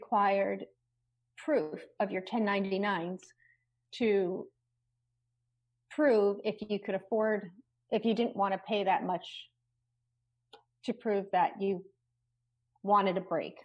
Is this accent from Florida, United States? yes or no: no; Rockland County, outside New York City, United States; I grew up in outside of New York City in Rockland County, which is across the Hudson River